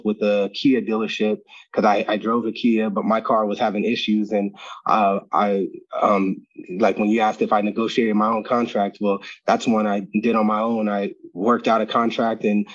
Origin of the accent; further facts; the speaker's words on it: Arizona, United States; my hometown